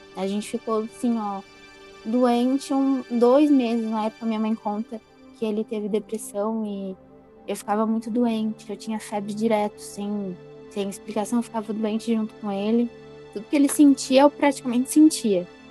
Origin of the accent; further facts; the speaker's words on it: Florianópolis, Santa Catarina, Brazil; also born or lived in Rio Grande do Sul; eu sou gaúcha. E eu me mudei para Floripa logo após o falecimento da minha avó. Uhum. Eu tinha seis anos quando eu cheguei em Floripa.